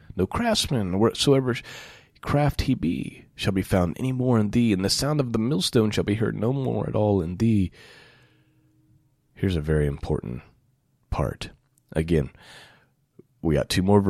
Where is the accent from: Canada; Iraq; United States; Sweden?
United States; I had the privilege of growing up in the United States of America as a child